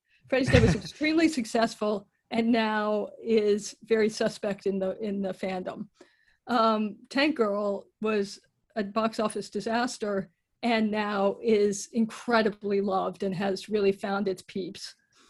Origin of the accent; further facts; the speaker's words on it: United Kingdom; also born or lived in United States; That's correct, but I always have to clarify this, that I am British as well.